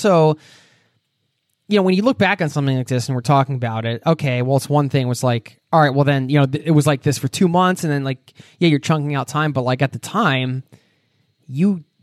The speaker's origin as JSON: {"language": "English", "town": "Philadelphia", "region": "Pennsylvania", "country": "United States", "said": "we're both from the Philly area"}